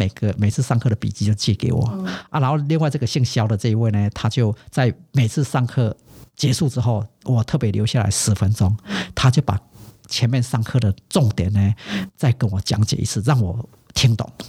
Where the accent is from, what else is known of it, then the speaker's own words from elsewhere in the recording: Taiwan; 我说哦，我是台湾来的。